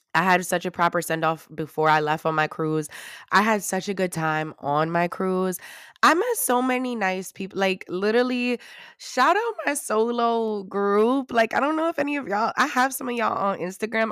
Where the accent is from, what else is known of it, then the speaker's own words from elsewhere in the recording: New York, United States; I'm from New York